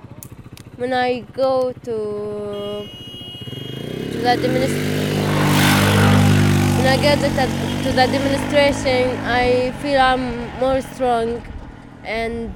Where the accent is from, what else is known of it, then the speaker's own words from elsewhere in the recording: Nabi Saleh, West Bank, Palestine; from Nabi Saleh